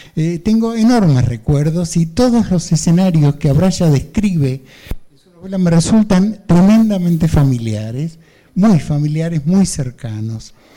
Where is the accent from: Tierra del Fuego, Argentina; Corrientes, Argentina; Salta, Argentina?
Salta, Argentina; moved away as an adult; also born or lived in Buenos Aires, Argentina; now in Spain; me fui de Buenos Aires a mi pueblo en la provincia de Salta, y un segundo exilio definitivo eh, luego del golpe de los militares aquí a España